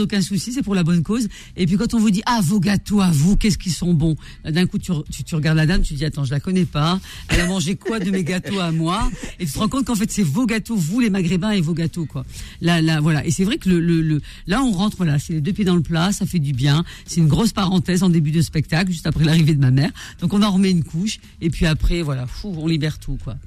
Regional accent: northern France, France; mes parents sont du nord de l'Afrique et moi je suis du nord euh, de la France

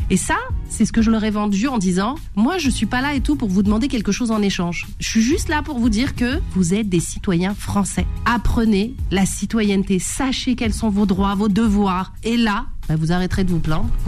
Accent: France; Aujourd'hui, on vit en France. On est français on a des enfants

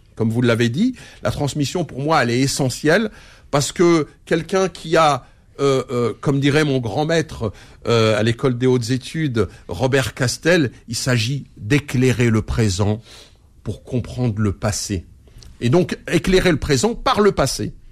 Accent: France; je suis un Français héritier de l'immigration algérienne

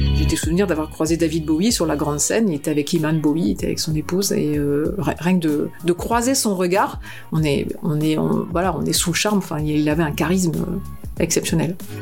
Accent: Lille, Hauts-de-France, France; also born or lived in Picardy / Lyon / Saint-Quentin / Belfort; now in Strasbourg, France; je suis née à Lille. J'ai grandi à Lille. Je suis, une, une ch'timi, pure, souche. et euh, j'ai grandi en Picardie

